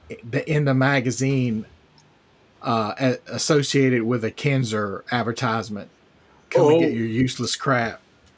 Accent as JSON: {"language": "English", "region": "New River Valley of Virginia", "country": "United States", "tie": "born or raised there", "said": "I grew up like in the New River Valley of Virginia, like near Virginia Tech. It's kind of like our closest big school."}